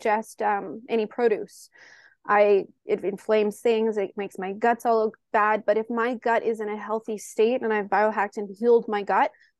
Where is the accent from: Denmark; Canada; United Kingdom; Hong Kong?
Canada; I'm Canadian